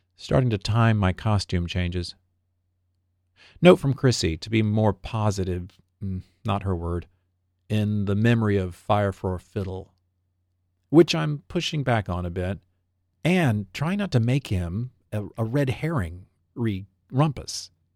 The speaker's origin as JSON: {"language": "English", "town": "Americus", "region": "Georgia", "country": "United States", "tie": "born or raised there", "moved": "yes", "lives_now": "New York, United States", "said": "my hometown of Americus, Georgia"}